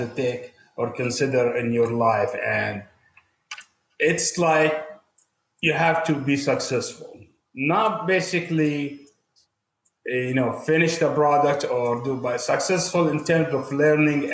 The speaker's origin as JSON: {"language": "English", "country": "Jordan", "also_born_or_lived": "Qatar / Amman, Jordan", "moved": "as an adult", "lives_now": "United States", "said": "I'm from Jordan, but I was born in Qatar"}